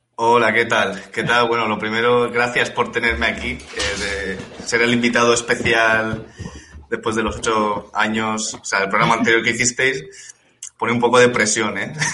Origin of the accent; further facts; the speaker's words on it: Elche, Valencian Community, Spain; moved away as an adult; also born or lived in Warsaw, Poland; llegué a, a, Elche, ¿no? Que es de donde, de donde soy